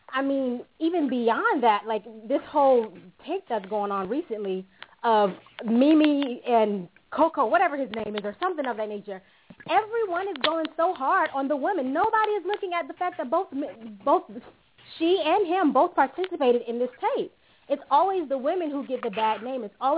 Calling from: Italy; I'm calling from

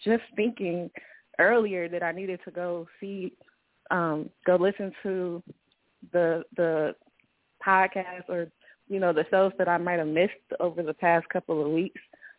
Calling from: Cleveland, Ohio, United States; I'm calling from Cleveland, Ohio.

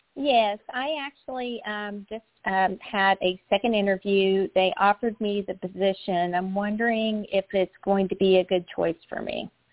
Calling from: Florida, United States; I'm calling from Florida.

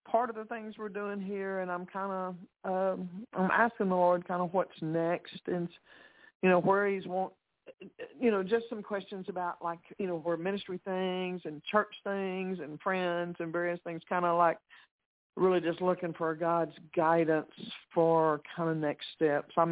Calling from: Texas, United States; This is … in Texas.

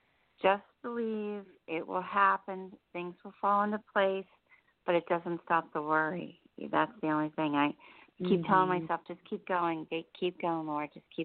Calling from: New Jersey, United States; I'm in New Jersey.

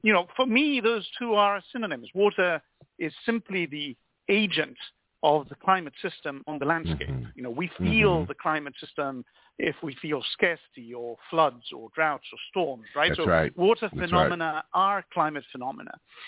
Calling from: Venice, Veneto, Italy; Sure, it's a great pleasure, and indeed I'm calling from Venice, which is the sort of ultimate water city

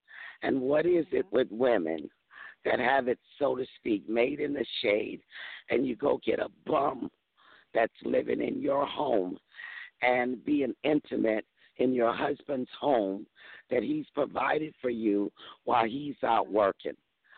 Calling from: Mississippi, United States; I'm calling from Mississippi. I'm in a different time zone

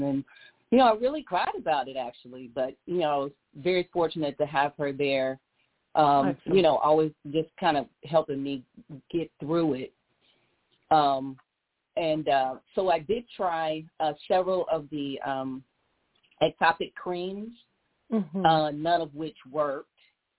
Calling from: San Antonio, Texas, United States; I'm calling from San Antonio, Texas.

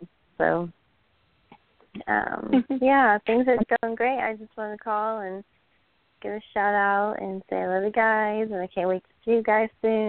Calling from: Pensacola, Florida, United States

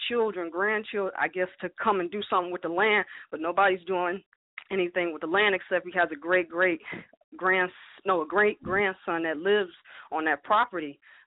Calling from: Cleveland, Ohio, United States; I'm calling from Cleveland, Ohio.

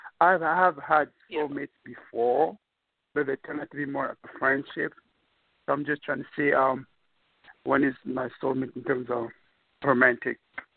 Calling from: New York, United States; I'm calling from New York.

